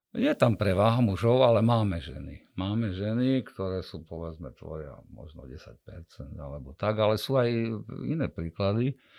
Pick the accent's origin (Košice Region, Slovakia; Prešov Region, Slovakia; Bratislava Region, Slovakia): Košice Region, Slovakia; Košice; som Košičan